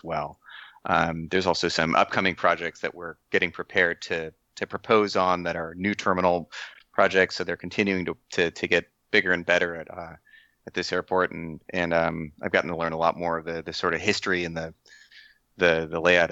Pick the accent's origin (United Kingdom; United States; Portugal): United States; San Diego, California; I work out of the San Diego office